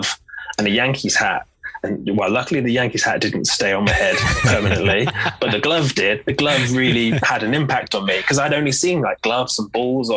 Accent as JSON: {"language": "English", "country": "United Kingdom", "said": "as a British fan"}